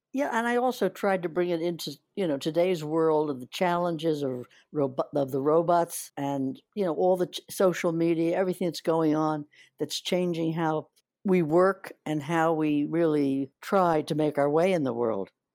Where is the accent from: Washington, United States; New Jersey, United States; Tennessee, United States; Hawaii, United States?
New Jersey, United States; moved away as an adult; also born or lived in Philadelphia / Atlantic City / New York; I'm a New Jersey girl up till getting out of the high school